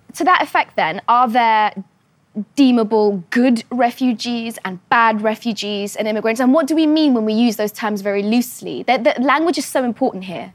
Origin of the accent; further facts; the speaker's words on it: Afghanistan; my home country, Afghanistan